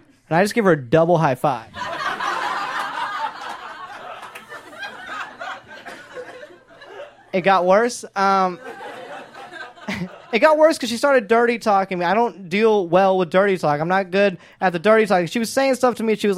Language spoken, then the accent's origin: English; Atlanta, Georgia, United States; moved away as an adult; now in Los Angeles, United States; I did grow up in the South. I grew up in Atlanta